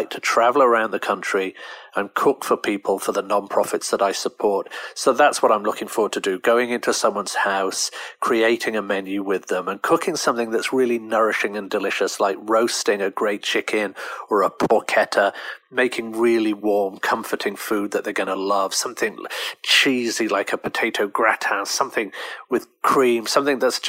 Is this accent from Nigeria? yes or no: no; United Kingdom; I'm British